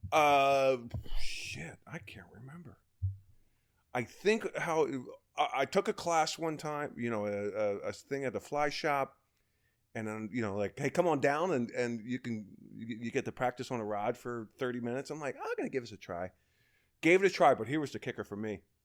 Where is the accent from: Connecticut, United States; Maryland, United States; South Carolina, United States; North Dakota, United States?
Maryland, United States; Baltimore; moved away; I'm from Baltimore, Kansas. Well, two one two two eight